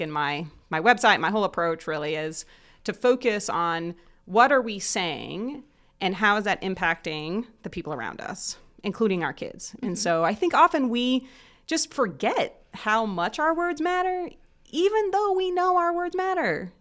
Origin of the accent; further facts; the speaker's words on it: Southern Indiana, United States; moved away as an adult; now in Muncie, United States; I actually grew up in Southern Indiana, close to Cincinnati